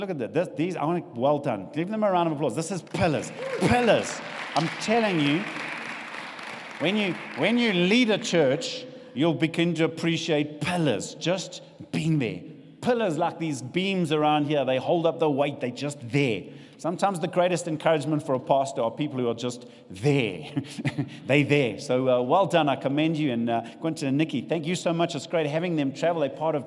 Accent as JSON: {"language": "English", "country": "South Africa", "also_born_or_lived": "Richards Bay, South Africa", "said": "we know what it's like being South African"}